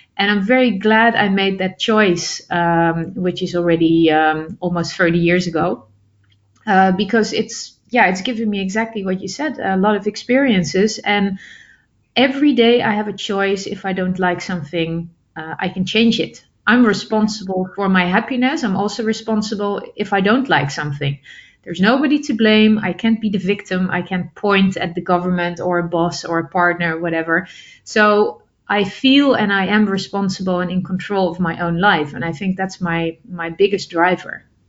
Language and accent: English; Netherlands; I'm originally from the Netherlands, and the Netherlands is still my basis.